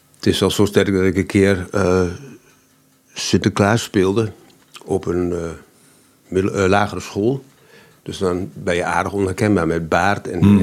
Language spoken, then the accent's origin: Dutch; Almelo, Overijssel, Netherlands; accent: Almeloers; mijn Almeloers accent